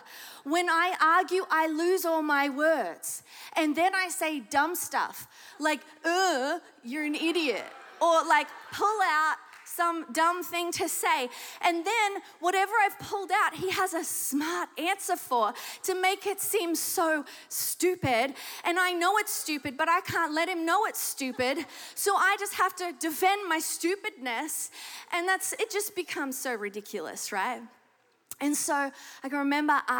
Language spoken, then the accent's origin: English; Australia; accent: Australian; moved away; The accent should give it away if you don't know it already. I am Australian. And so in Sydney, Australia, I gave my heart to Jesus.